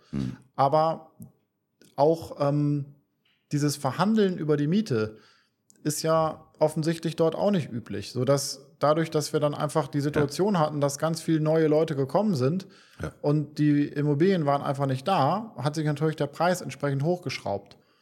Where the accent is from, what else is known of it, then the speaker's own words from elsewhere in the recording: Bremen, Germany; moved away as an adult; now in Cyprus; wir kommen, wir kommen aus Bremen, aus Norddeutschland.